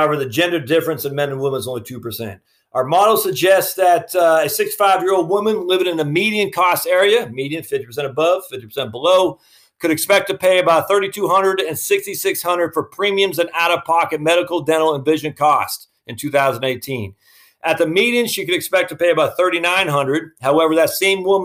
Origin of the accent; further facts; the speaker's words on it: Maine, United States; I'm from Maine, so we always mess things up on how we pronounce it